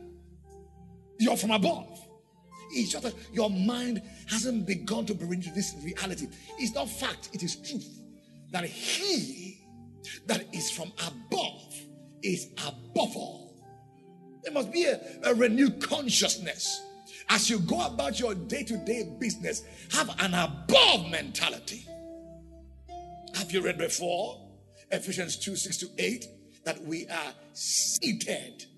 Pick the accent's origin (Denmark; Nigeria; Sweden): Nigeria; I'm not just a citizen of Nigeria